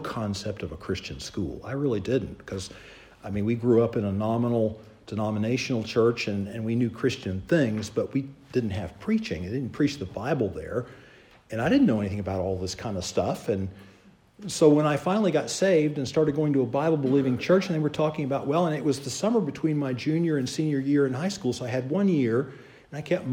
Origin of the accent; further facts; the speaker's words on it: Charleston, South Carolina, United States; I grew up in Charleston, South Carolina